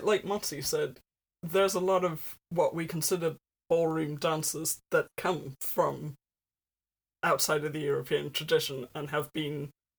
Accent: South Africa; moved away; I'm from South Africa. So this is not my culture, because I'm white, but it is... culture I am adjacent to because it's where I grew up.

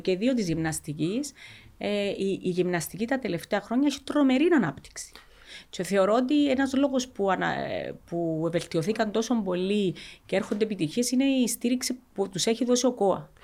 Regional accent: Cyprus; Είμαστε από την Κύπρο

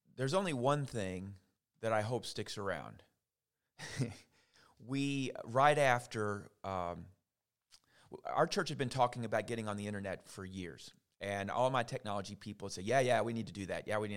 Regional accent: St. Matthews, Kentucky, United States; moved away as an adult; now in LaGrange, United States; I grew up actually in St. Matthews, Kentucky, but I kind of feel like I'm from LaGrange now after 22 years.

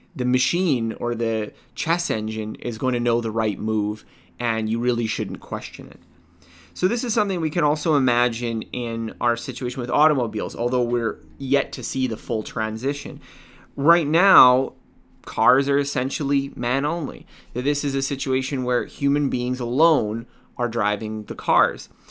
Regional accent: Canada; I'm, I'm Canadian, I, I live in North America

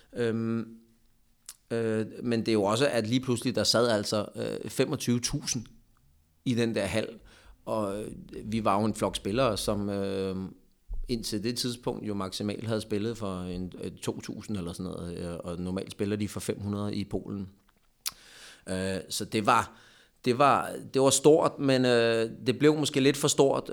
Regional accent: Lyngby, Capital Region of Denmark, Denmark; moved away as an adult; also born or lived in Poland / Hungary; jeg er jo Lyngby-dreng.

